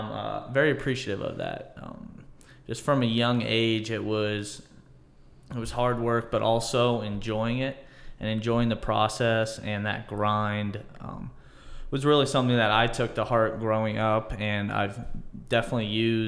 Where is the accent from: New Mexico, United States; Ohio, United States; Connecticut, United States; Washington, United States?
Ohio, United States; Holmes County, Northeast; I grew up in Northeast Ohio. It was about an hour south of Canton in Holmes County, big Amish area